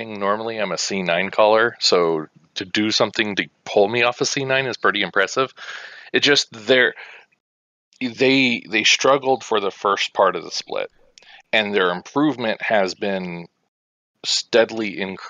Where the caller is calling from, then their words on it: Hutchinson, Kansas, United States; Hutchinson, Kansas.